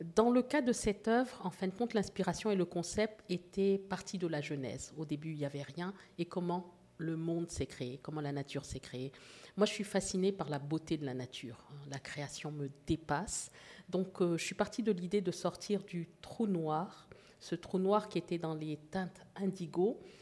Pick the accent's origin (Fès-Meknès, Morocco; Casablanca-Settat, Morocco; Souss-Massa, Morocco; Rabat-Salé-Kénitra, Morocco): Casablanca-Settat, Morocco; Casablanca; also born or lived in Port-au-Prince, Haiti; now in Canada; je, suis née à Port-au-Prince, comme vous l'avez dit, mais j'ai grandi en Afrique du Nord et euh, à Casablanca, au Maroc